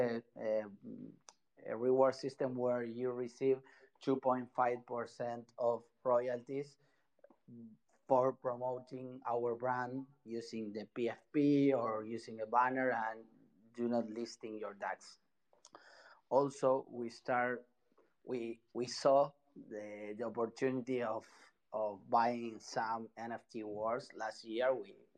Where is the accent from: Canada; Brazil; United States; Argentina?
Argentina; Buenos Aires; English is a second language; Sorry if my English is not so clear. I'm from Buenos Aires, Argentina